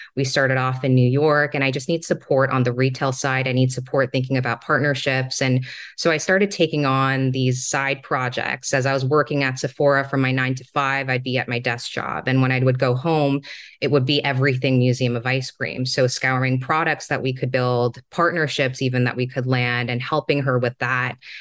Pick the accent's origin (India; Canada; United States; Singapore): Singapore; moved away; also born or lived in Hong Kong; So, I was born and raised in Singapore, and I spent a few of my formative years in Hong Kong as well.